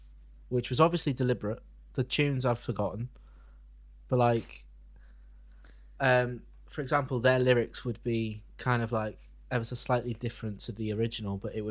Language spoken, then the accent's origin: English; Wales, United Kingdom; We're all Welsh.